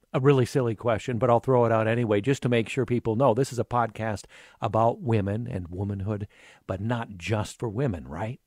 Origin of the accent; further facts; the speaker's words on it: Cedar Falls, Iowa, United States; growing up in Cedar Falls